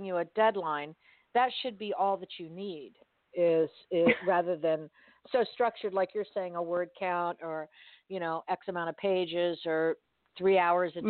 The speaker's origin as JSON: {"language": "English", "town": "Miami", "region": "Florida", "country": "United States", "tie": "born or raised there", "said": "I grew up in Miami, which is in South Florida"}